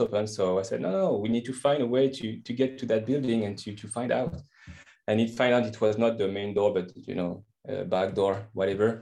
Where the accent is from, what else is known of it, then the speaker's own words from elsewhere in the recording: France; English is a second language; moved away as an adult; now in Napa, United States; I'm from France, as you can hear, and I live right now in California